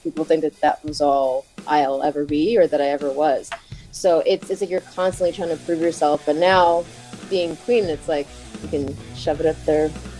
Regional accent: New York, United States; when I grew up in New York

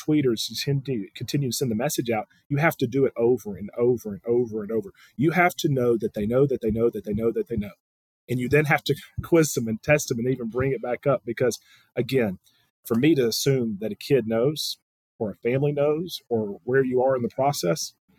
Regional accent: Tuscaloosa, Alabama, United States; And you're like, you know, I'm from Tuscaloosa, and you're telling me you didn't know about the other 12?

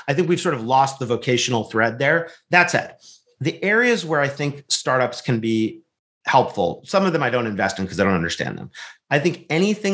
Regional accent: California, United States; also born or lived in Wisconsin; from my home state of California, although I spend a lot of time in Wisconsin as well

